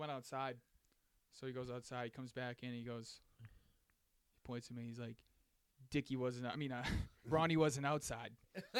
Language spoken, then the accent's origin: English; Lowell, Massachusetts, United States; the town I'm from Lowell, Massachusetts